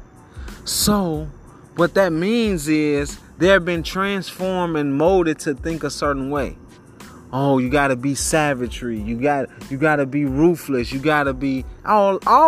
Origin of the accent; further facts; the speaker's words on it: United States; We are American